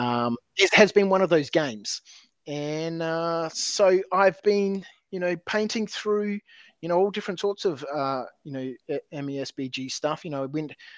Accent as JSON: {"language": "English", "town": "Adelaide", "region": "South Australia", "country": "Australia", "tie": "born or raised there", "said": "I grew up in Adelaide."}